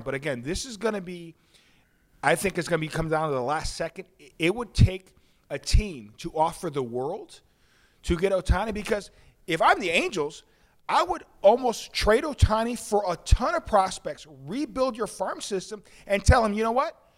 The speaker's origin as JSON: {"language": "English", "town": "Chicago", "region": "Illinois", "country": "United States", "said": "I'm from Chicago"}